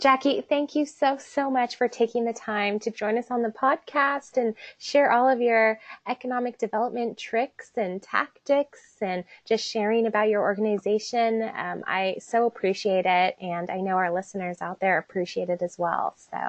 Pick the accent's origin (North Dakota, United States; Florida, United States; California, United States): California, United States; East Bay; people ask, where are you from? And, you know, it's like, oh, do you know where San Francisco is? Not there, like 40 minutes east of there